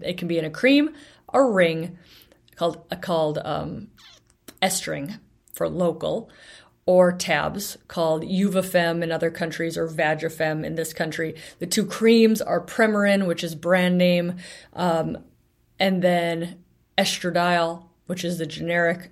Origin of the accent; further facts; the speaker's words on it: Bellingham, Washington, United States; my hometown of Bellingham